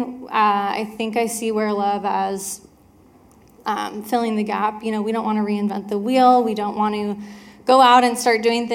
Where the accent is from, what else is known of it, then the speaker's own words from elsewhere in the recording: Richland, Washington, United States; also born or lived in Spokane, Washington / Alaska; I grew up here in Richland, Washington